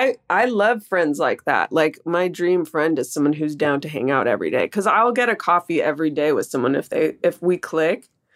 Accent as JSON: {"language": "English", "town": "Oakland", "region": "California", "country": "United States", "tie": "born or raised there", "also_born_or_lived": "El Cerrito, California", "said": "I grew up in the Bay Area in Oakland, California. My dad lived in El Cerrito, actually, and my mom lived in Rockridge in Oakland."}